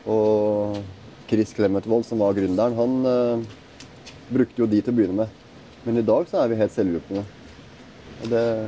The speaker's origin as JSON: {"language": "Norwegian", "region": "Oslo", "country": "Norway", "tie": "born or raised there", "said": "født og oppvokst i Oslo"}